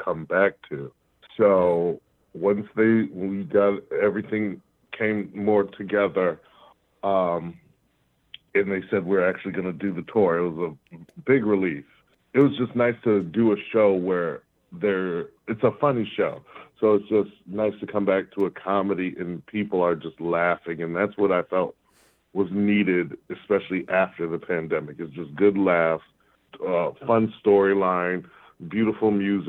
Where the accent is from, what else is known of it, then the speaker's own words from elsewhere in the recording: Rochester, United States; my hometown of Rochester